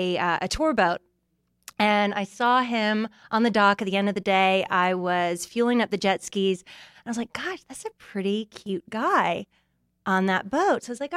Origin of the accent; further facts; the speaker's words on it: Bermuda; moved away as an adult; also born or lived in Canada; So I'm originally from Bermuda, born and raised.